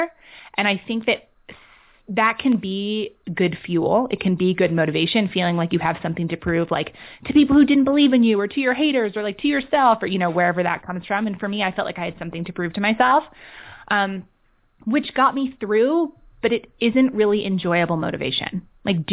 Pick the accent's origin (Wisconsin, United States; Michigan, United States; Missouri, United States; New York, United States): New York, United States; New York City; moved away; also born or lived in London / San Francisco / Los Angeles / Oregon; I grew up in Manhattan. I've been kind of a city kid. I was a city kid. I grew up, you know, there in London.